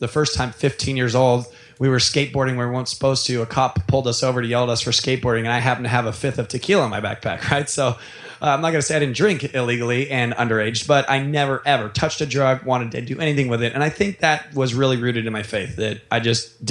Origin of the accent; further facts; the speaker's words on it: Orange County, California, United States; moved away as an adult; also born or lived in Seattle, Washington; growing up in Orange County and moving 1,800 miles away